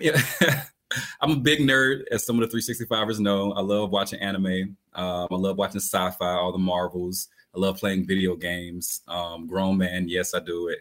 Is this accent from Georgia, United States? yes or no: yes; Albany, Georgia, United States; when I'm from Albany, Georgia, I remember hanging out with my big brother.